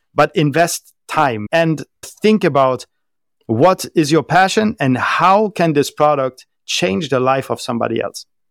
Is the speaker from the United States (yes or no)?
no; Germany; first language German; English is a second language; moved away as an adult; also born or lived in France / southern Spain / Malaysia / United Arab Emirates; I was born and raised in Germany, lived there until I was twenty, twenty-one years old